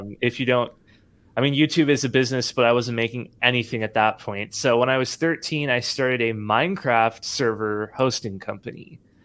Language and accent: English; Nashville, Tennessee, United States; born or raised there; also born or lived in San Jose, California